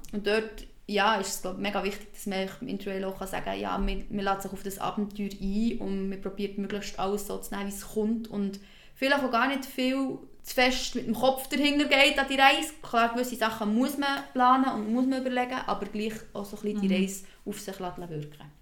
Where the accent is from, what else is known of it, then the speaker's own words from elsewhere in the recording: Switzerland; bei uns in der Schweiz